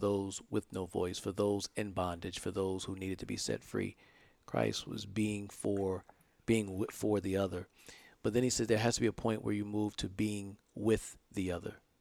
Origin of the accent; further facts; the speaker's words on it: the South, United States; I grew up in the South